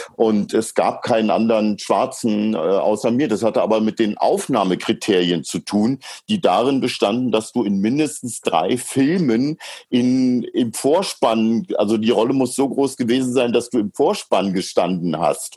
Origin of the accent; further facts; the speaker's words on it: East Germany, Germany; wir DDR-Bürger